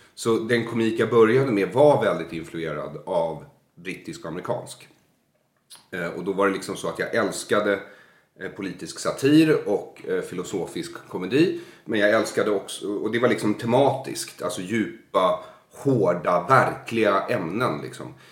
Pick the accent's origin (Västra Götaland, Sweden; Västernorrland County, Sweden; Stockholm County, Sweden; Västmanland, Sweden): Stockholm County, Sweden; Solna; i kiosken i Bergshamra där jag växte upp